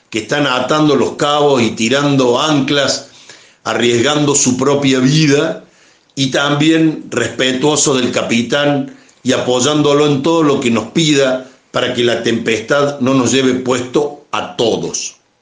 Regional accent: Córdoba, Argentina; somos cordobeses, argentinos

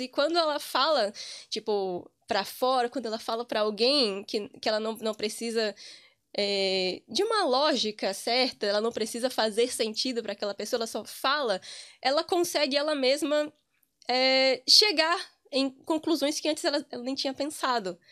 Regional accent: Amargosa, Bahia, Brazil; moved away as an adult; also born or lived in Cachoeira, Bahia / Santo Antônio de Jesus, Bahia; now in Ireland; eu sou de uma cidade muito pequena do interior da Bahia, chamada Amargosa

